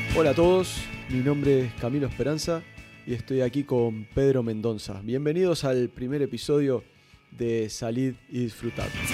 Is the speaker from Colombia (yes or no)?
no; Montevideo, Uruguay; moved away as an adult; now in Barcelona, Spain; soy uruguayo, Nací hace 40 años en la ciudad de Montevideo, pero desde hace desde el 2005 que vivo en Barcelona